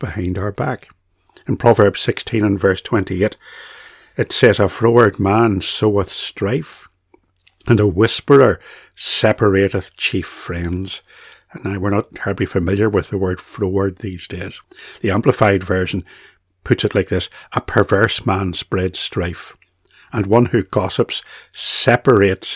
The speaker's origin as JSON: {"language": "English", "region": "Northern Ireland", "country": "United Kingdom", "said": "I was from Northern Ireland"}